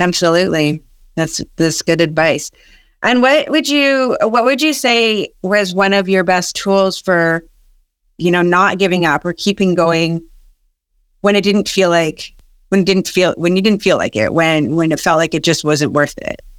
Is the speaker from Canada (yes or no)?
yes; Canada; also born or lived in Massachusetts; I'm Canadian as well.